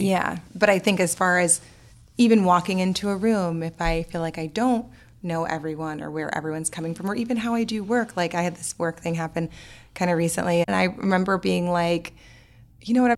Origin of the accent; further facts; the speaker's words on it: New Orleans, Louisiana, United States; I grew up in New Orleans